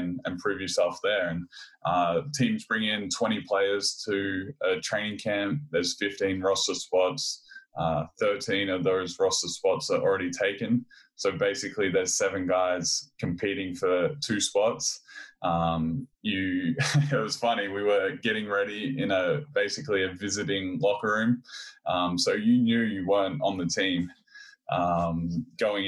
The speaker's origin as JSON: {"language": "English", "country": "Australia", "tie": "born or raised there", "also_born_or_lived": "California", "said": "I grew up in Australia in a small country town. I moved away from home when I was 16 to go to the Australian Institute of Sport"}